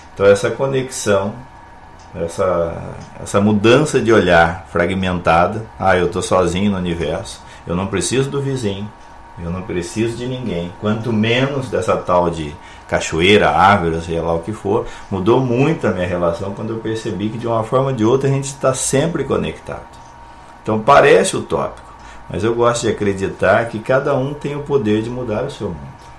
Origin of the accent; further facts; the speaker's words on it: São José do Rio Preto, São Paulo, Brazil; now in Santo Amaro da Imperatriz, Brazil; Eu venho do interior de São Paulo, São José do Rio Preto, de longa data atrás já estou nessa terra maravilhosa há bastante tempo, desde 1997